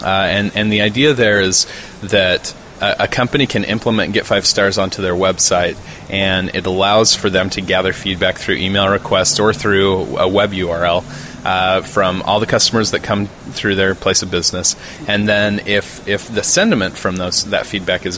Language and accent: English; Burley, Idaho, United States; experiences that I've had growing up in Burley, Idaho